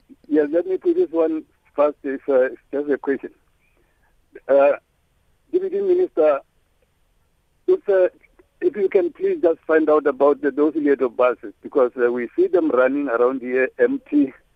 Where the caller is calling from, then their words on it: Seshego, Limpopo, South Africa; I'm calling from Seshego. I'm a 65-year-old man